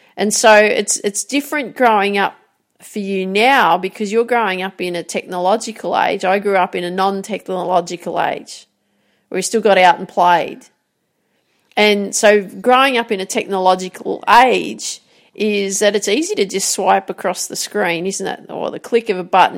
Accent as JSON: {"language": "English", "town": "Grafton", "region": "New South Wales", "country": "Australia", "tie": "born or raised there", "said": "So I grew up in Grafton, called the Jacaranda City."}